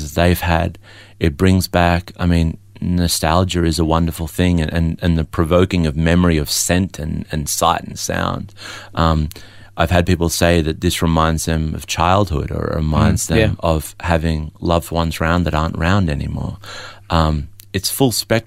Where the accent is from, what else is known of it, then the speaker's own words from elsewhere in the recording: Melbourne, Victoria, Australia; also born or lived in Adelaide; I was born in Adelaide but raised in Melbourne